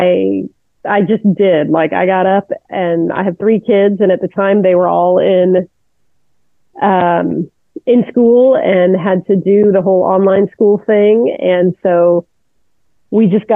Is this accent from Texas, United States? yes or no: yes; Houston, Texas, United States; also born or lived in Atlanta, Georgia / Trinidad / Italy; we moved to a suburb of Houston when I was 8. So it was a place called Clear Lake. And so I've been here ever since